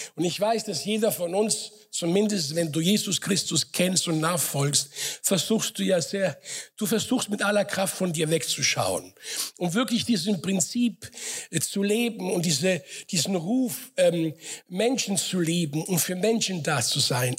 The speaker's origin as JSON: {"language": "German", "town": "Frankfurt", "region": "Hesse", "country": "Germany", "tie": "born or raised there", "also_born_or_lived": "Sicily / Offenbach / Mainz", "moved": "as an adult", "lives_now": "Karlsruhe, Germany", "said": "bin groß geworden in Frankfurt."}